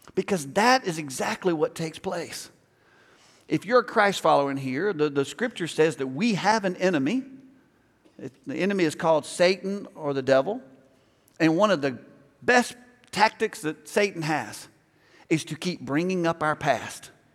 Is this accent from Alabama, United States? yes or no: yes; Alabama, United States; moved away; I grew up in Alabama